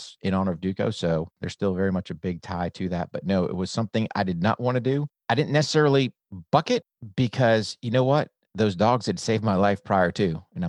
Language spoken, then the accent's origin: English; New Hampshire, United States; So I grew up in New Hampshire, came from a military family.